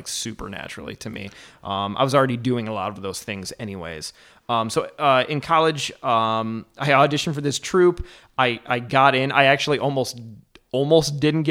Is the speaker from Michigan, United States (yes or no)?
yes; Howell, Michigan, United States; also born or lived in Ann Arbor, Michigan / Ferndale, Michigan; I grew up in like the Howell Heartland area